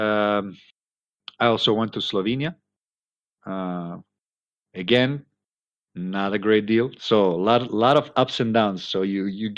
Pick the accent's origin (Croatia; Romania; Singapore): Croatia; moved away as an adult; also born or lived in United States / Europe; I went back to my hometown